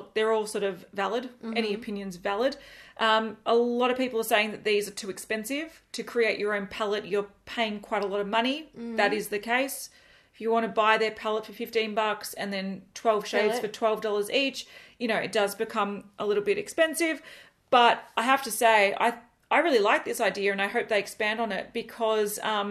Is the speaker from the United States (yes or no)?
no; Australia; We are from Australia